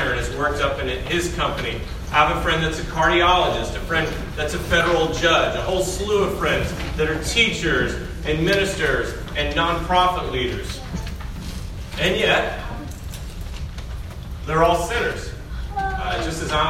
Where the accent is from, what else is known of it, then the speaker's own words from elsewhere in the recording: Middle Tennessee, United States; I grew up in Middle Tennessee. I grew up not too far from this area.